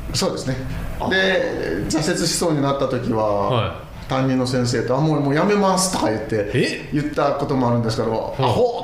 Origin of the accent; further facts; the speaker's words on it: Okayama, Japan; also born or lived in Kyoto; now in Kizugawa, Japan; まあ、今関西弁ですけ僕岡山ですけど